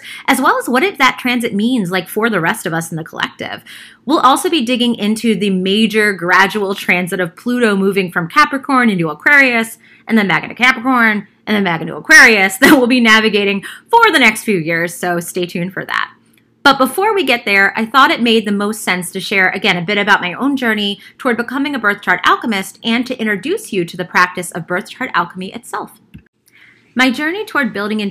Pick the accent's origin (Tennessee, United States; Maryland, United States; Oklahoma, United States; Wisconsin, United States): Maryland, United States; Baltimore; I grew up in Baltimore in a working class part of the city, and then we moved to a super like white collar neighborhood when I was in fifth grade